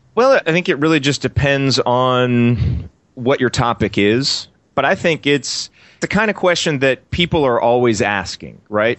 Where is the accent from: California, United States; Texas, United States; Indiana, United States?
Indiana, United States; Bloomington; I grew up in Indiana and in Bloomington